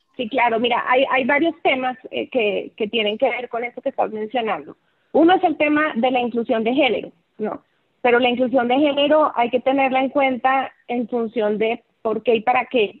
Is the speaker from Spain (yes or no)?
no; Colombia; moved away as an adult; now in Mexico; soy colombiana, aunque ya llevo 20 años viviendo en México